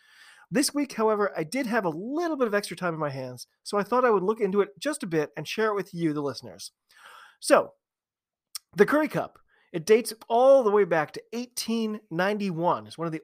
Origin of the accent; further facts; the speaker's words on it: United States; I'm an American rugby fan who follows the game wherever I can find it all over the globe.